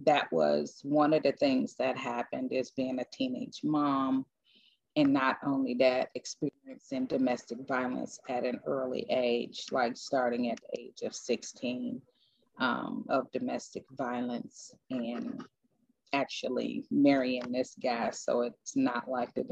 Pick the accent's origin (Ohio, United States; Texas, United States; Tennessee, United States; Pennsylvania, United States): Ohio, United States; Cleveland; moved away; I'm originally from Cleveland, Ohio